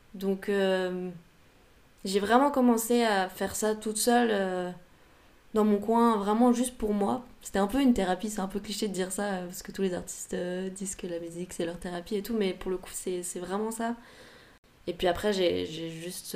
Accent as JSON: {"language": "French", "town": "Paris", "region": "Île-de-France", "country": "France", "tie": "born or raised there", "also_born_or_lived": "London / Berlin", "said": "j'ai grandi euh, à Paris"}